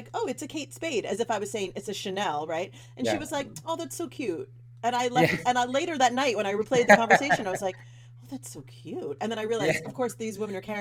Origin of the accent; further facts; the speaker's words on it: New York City, New York, United States; growing up in Brooklyn